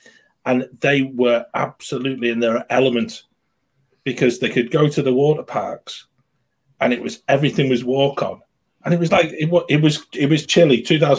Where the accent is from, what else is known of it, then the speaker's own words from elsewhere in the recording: United Kingdom; I'm British.